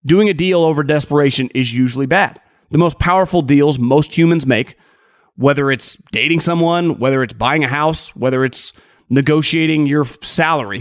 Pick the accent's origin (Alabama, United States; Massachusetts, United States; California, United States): California, United States; also born or lived in Sacramento; I'm born and raised in California.